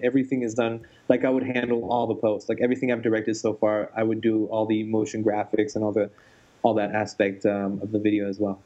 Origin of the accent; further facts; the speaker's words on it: France; moved away; I grew up in France